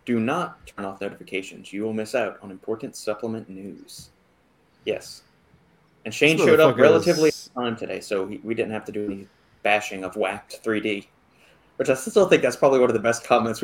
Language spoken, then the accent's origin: English; New Orleans, Louisiana, United States; we grew up in New Orleans where, I mean, Bourbon Street is right there